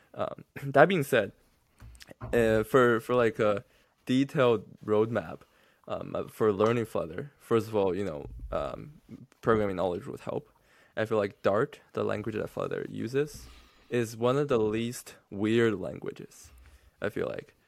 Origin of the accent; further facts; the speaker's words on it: China; English is a second language; I'm from mainland China.